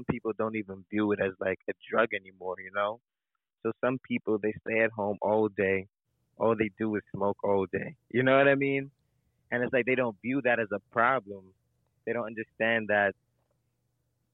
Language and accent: English; New York City, New York, United States; as a New Yorker